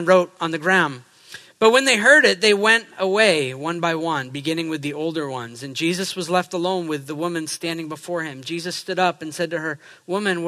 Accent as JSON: {"language": "English", "region": "New England", "country": "United States", "said": "I'm from New England."}